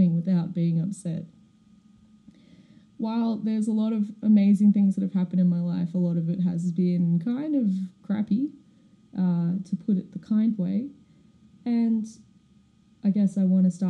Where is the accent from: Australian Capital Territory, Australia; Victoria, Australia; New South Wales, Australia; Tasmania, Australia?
Victoria, Australia; Melbourne; born or raised there; also born or lived in Perth, Western Australia